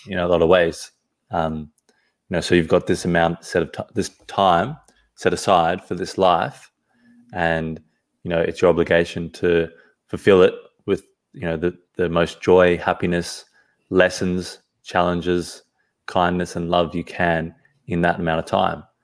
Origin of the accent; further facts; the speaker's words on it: Sydney, New South Wales, Australia; also born or lived in Johannesburg, South Africa; now in Perth, Australia; I was originally from Sydney, the East Coast. And yeah, so I was born in South Africa, Johannesburg when I was two. And, uh, when I was about two, I ca-, came to Sydney, Australia.